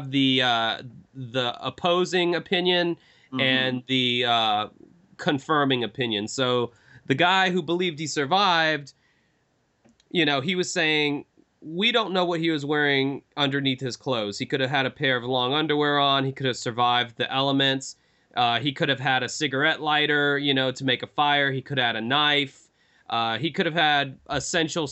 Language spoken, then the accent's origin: English; Jacksonville, Florida, United States; my hometown